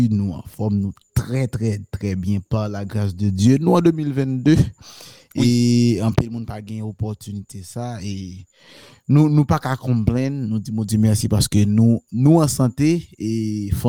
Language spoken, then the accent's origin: Haitian Creole; Haiti; moved away as an adult; now in United States